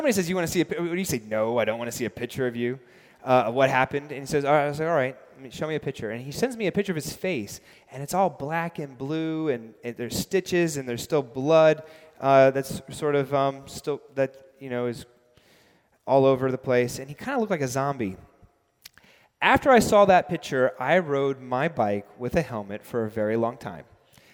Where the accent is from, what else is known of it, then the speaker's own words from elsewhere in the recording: New York City, New York, United States; also born or lived in London; I grew up biking in New York City